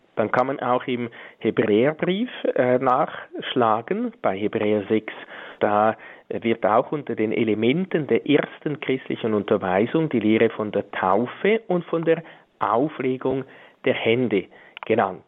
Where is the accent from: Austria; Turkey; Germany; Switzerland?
Switzerland; bei uns in der Schweiz